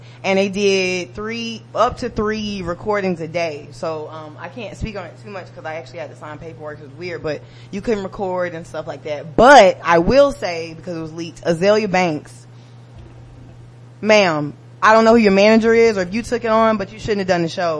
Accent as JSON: {"language": "English", "town": "Atlanta", "region": "Georgia", "country": "United States", "said": "I'm from Bankhead."}